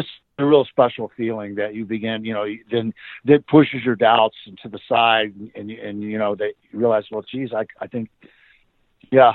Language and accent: English; Tampa, Florida, United States; moved away; also born or lived in California; the little house where I grew up in down in Tampa.